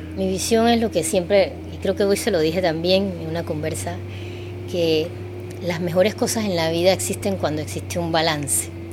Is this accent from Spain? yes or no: no; Panama